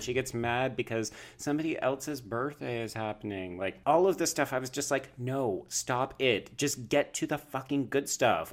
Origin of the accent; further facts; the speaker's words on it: Canada; I'm also Canadian